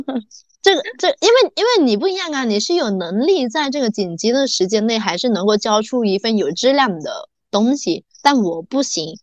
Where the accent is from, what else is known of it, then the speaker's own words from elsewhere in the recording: Meizhou, Guangdong, China; now in Guangzhou, China; 我们从广州回我梅州老家